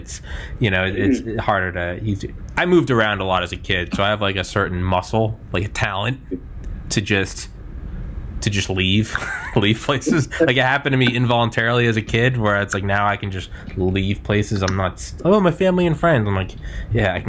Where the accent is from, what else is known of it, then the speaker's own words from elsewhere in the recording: New Hampshire, United States; moved away; I'm from New Hampshire. I'm not there now